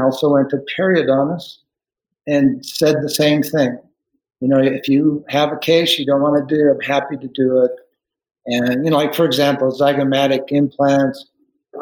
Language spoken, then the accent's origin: English; Salt Lake City, Utah, United States; I grew up in Salt Lake City